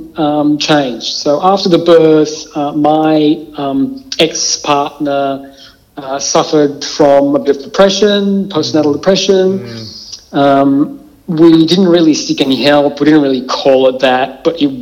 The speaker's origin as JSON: {"language": "English", "country": "Israel", "tie": "born or raised there", "moved": "as an adult", "lives_now": "Melbourne, Australia", "said": "I was born in Israel"}